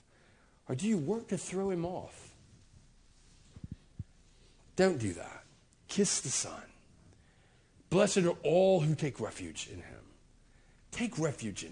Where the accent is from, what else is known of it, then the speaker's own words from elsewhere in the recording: United States; I was raised, I'm an American